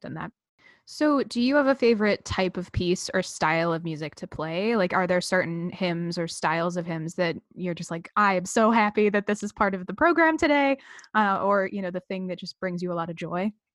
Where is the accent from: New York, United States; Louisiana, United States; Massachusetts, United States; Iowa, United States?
Massachusetts, United States; I'm from Massachusetts